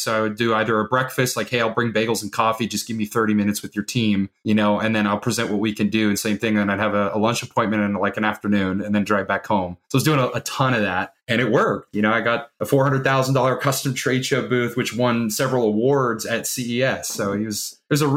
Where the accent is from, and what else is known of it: Carmel Valley, California, United States; born or raised there